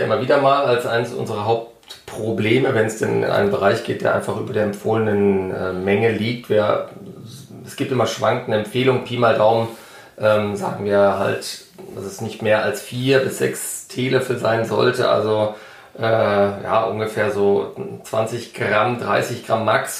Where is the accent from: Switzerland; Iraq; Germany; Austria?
Germany; Ruhr area, North Rhine-Westphalia; heißt es ja bei uns im Ruhrgebiet